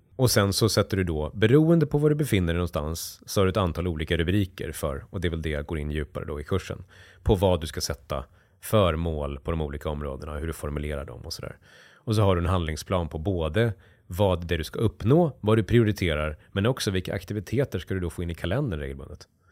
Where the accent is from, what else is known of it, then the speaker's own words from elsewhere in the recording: near Borlänge, Dalarna County, Sweden; jag växte upp i hockeyomklädningsrum i, i, liksom, i Dalarna och eh, kom från industristad utanför, utanför Bålänge växte jag upp